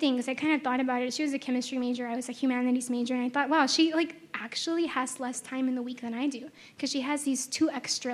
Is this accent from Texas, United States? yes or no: yes; Texas, United States; first language Spanish; English is a second language; I was from Texas